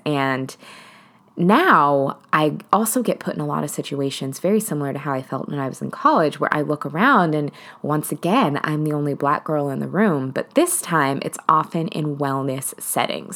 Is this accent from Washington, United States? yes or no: yes; Seattle, Washington, United States; I'm originally from Seattle.